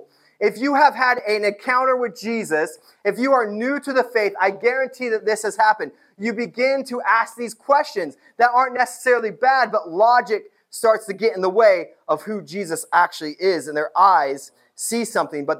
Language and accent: English; New Castle, Indiana, United States; moved away; my hometown